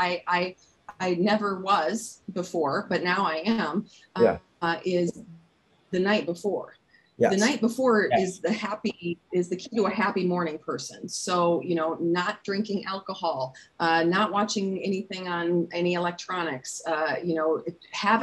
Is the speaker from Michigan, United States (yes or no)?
no; Minnesota, United States; I'm a Minnesotan